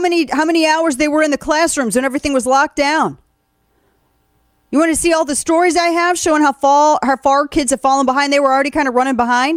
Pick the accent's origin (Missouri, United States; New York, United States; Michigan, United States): Missouri, United States; the Ozarks; now in Texas, United States; I'm from the Ozarks